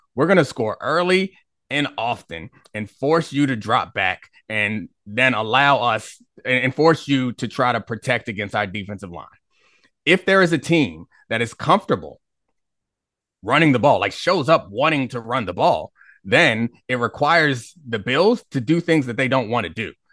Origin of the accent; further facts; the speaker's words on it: Baltimore, Maryland, United States; moved away as an adult; now in Washington, D.C., United States; I grew up in Baltimore